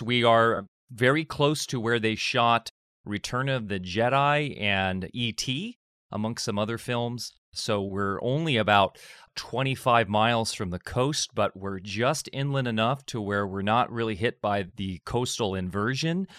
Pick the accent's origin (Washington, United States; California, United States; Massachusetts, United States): California, United States; Orange County, Southern; born or raised there; moved away as an adult; also born or lived in Redondo Beach, California; now in Del Norte County, United States